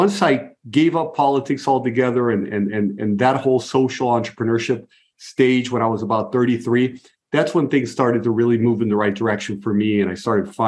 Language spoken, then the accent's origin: English; Brazil; moved away; also born or lived in Buenos Aires, Argentina; I grew up in Brazil, so I'm fluent in Portuguese.